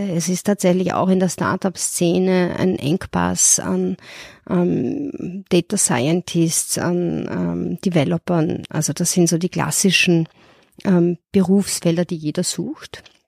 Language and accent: German; Vienna, Austria; moved away as an adult; now in Munich, Germany; gebürtige Wienerin